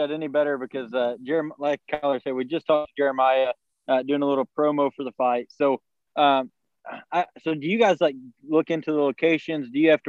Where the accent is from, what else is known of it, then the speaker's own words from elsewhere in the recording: Oklahoma, United States; our good state that Keller and I are both from